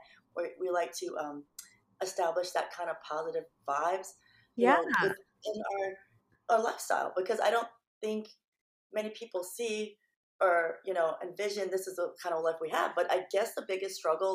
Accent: Philippines; moved away; I'm Filipino.

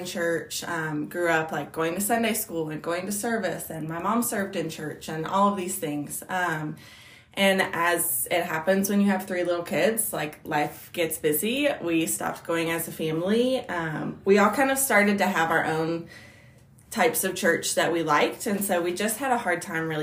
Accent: Southwest Virginia, United States; I grew up in Southwest Virginia, about an hour from where I am now.

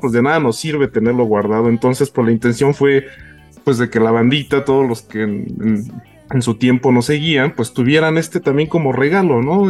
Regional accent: Mexico; nosotros como mexicanos

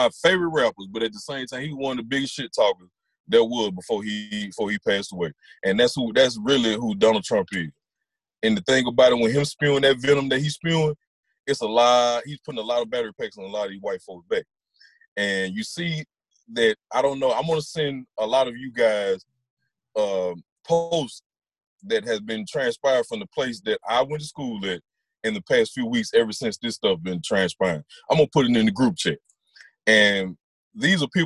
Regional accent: Attala County, Mississippi, United States; also born or lived in Jackson, Mississippi; I was born in Jackson, Mississippi. I was raised in homes in Atala County

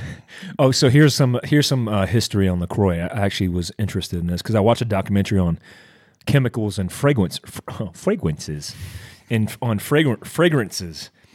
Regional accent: Daytona Beach, Florida, United States; when I grew up in Daytona Beach, Florida

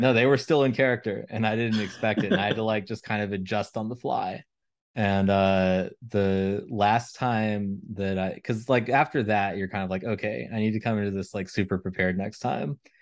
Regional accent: Elizabethtown, Kentucky, United States; moved away; my hometown in, um, Elizabethtown, Kentucky

